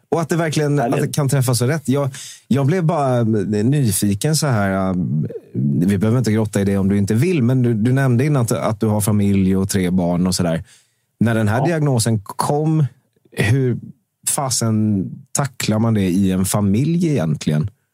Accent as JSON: {"language": "Swedish", "region": "Småland", "country": "Sweden", "said": "jag är också från Småland"}